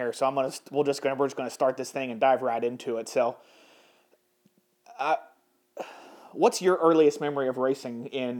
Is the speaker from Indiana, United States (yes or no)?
no; Carbondale, Illinois, United States; my hometown of Carbondale, Illinois.